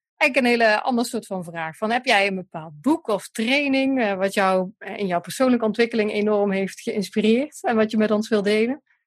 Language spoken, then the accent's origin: Dutch; Central Limburg, Netherlands; now in Eindhoven, Netherlands; ik kom uit Limburg, hè, uit de Midden-Limburg